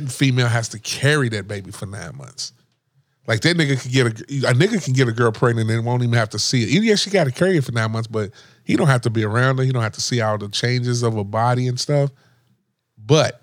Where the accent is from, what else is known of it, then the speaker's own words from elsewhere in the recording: Kentucky, United States; I'm from Kentucky